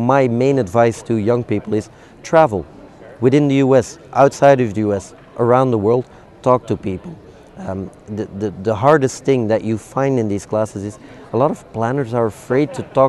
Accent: Belgium; I'm from Belgium, we're famous for French fries with mayonnaise

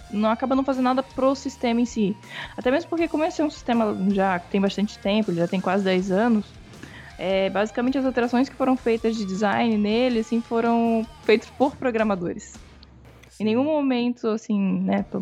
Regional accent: Florianópolis, Santa Catarina, Brazil; eu sou de Florianópolis.

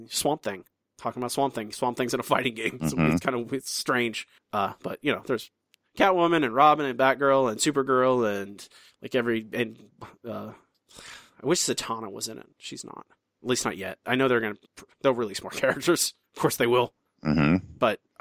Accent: Florida, United States; my home state

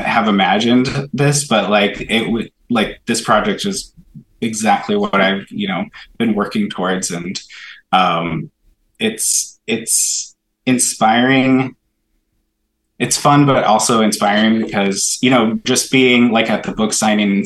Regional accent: Ketchikan, Alaska, United States; also born or lived in Sitka, Alaska / Juneau, Alaska / Klawock, Alaska; We grew up in Southeast Alaska. I guess we kind of grew up a little bit all over the place. We're from Ketchikan, but we lived in Sitka, Juneau, and Klawak kind of in the summers.

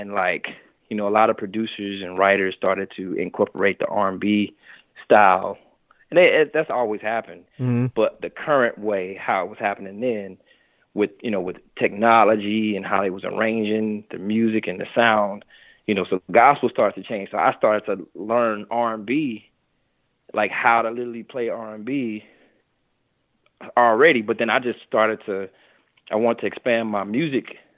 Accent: St. Louis, Missouri, United States; moved away as an adult; also born or lived in New York City; I'm from St. Louis, Missouri

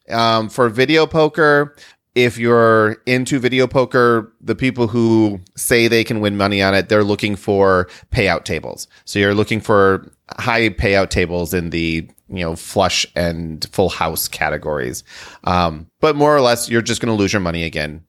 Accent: Midwest, United States; We're from the Midwest and we don't have hurricanes.

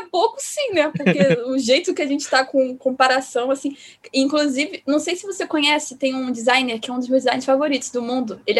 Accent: Rio de Janeiro, Brazil; É, eu sou carioca, nasci e vivo no Rio de Janeiro.

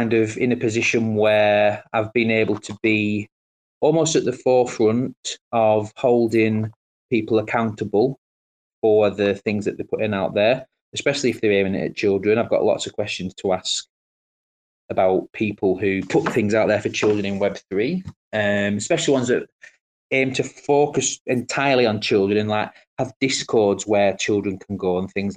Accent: Colne, North West England, United Kingdom; I'm actually from Lancashire. I'm from Colne in Lancashire.

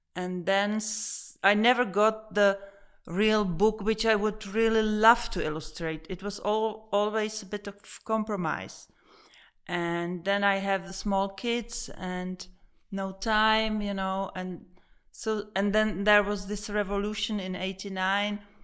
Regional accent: Prague, Czechia; Born and raised here

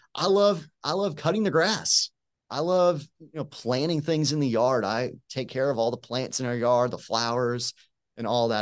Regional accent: Tampa, Florida, United States; moved away as an adult; also born or lived in Abilene, Texas; now in Birmingham, United States; I'm originally from Tampa, Florida.

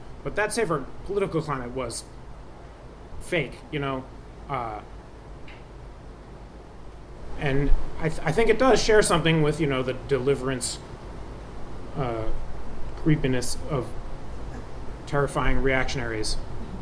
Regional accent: Boston, Massachusetts, United States; I'm from Boston. I'm from New England

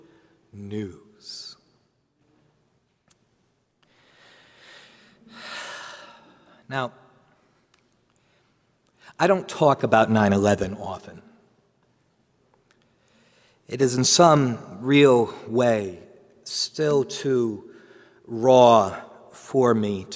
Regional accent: New Jersey, United States; I'm from New Jersey

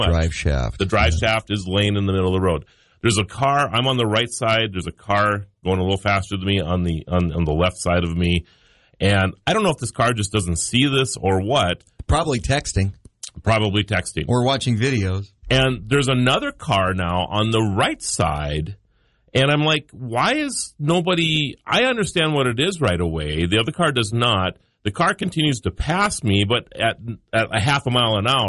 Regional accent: New York City, New York, United States; I'm from the New York City area, and I can tell you, people don't get involved.

